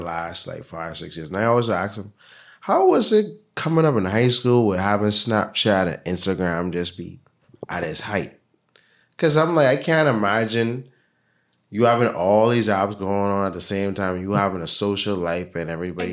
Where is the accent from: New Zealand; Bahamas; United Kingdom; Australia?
Bahamas; growing up in the Bahamas, in the Caribbean